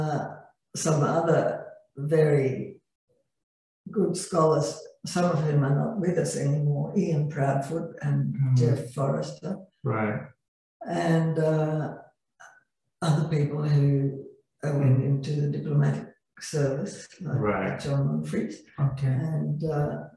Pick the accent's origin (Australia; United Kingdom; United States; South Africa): Australia; Canberra, Australian Capital Territory; I grew up in Canberra